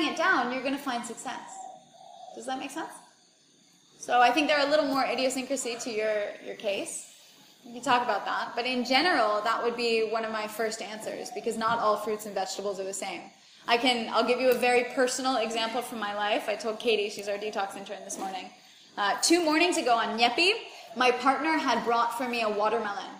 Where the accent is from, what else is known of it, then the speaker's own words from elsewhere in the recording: United States; moved away as an adult; where I grew up in the United States